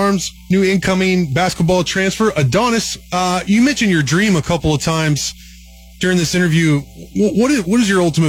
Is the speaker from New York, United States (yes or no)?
no; Dallas, Texas, United States; I'm from Dallas, so I'm a Mavericks fan.